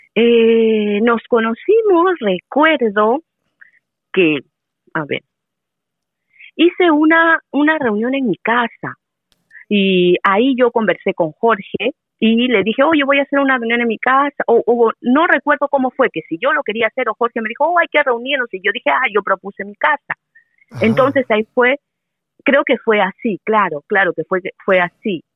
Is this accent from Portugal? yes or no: no; Peru; moved away as an adult; now in Taichung, Taiwan; soy de Perú